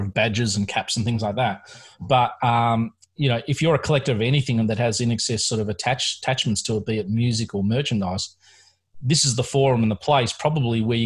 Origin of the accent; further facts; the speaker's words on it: Melbourne, Victoria, Australia; I am from Melbourne, Australia